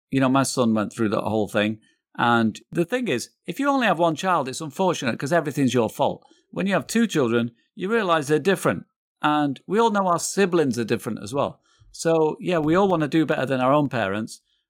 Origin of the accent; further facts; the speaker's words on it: England, United Kingdom; now in United States; No, I'm from England.